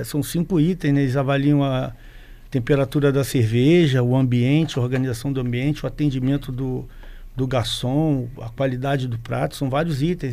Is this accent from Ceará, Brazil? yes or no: no; Rio de Janeiro, Brazil; moved away as an adult; also born or lived in Espírito Santo; now in Vila Velha, Brazil; desde que eu cheguei aqui no, no, estado, que eu sou do Rio de Janeiro, tem 30 anos